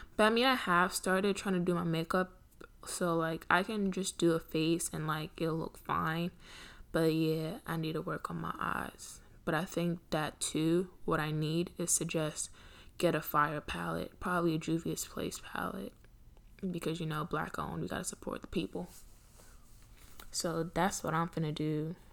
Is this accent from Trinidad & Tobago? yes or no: yes; Trinidad & Tobago; I'm Trinidadian